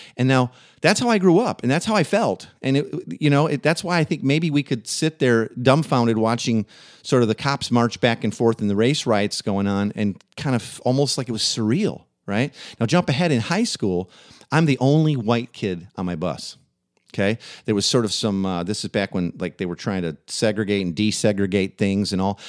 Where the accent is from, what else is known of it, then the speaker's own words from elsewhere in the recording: Waukegan, Illinois, United States; the town I grew up in, Waukegan, Illinois